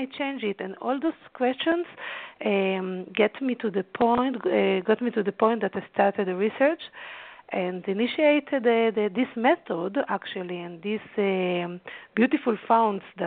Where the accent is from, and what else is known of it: Haifa, Haifa District, Israel; born or raised there